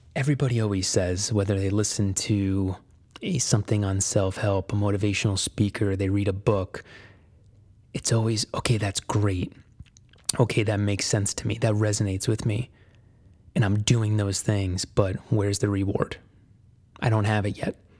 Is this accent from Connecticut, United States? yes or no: yes; Connecticut, United States; moved away as an adult; I was born and raised in Connecticut